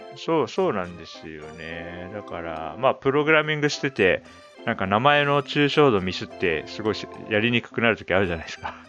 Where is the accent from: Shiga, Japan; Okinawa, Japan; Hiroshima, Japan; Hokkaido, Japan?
Hokkaido, Japan; 日本人相手だと僕は北海道出身ですって言うけど